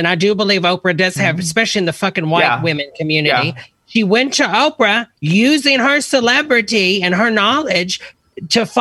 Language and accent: English; the South, United States; I'm from the South